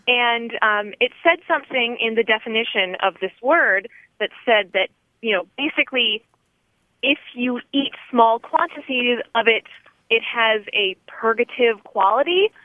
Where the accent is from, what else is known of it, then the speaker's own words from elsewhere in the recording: Tallahassee, Florida, United States; I'm from Tallahassee, Florida